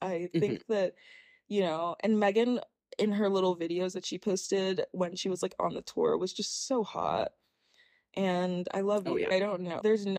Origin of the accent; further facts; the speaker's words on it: Nigeria; And I'm Nigerian.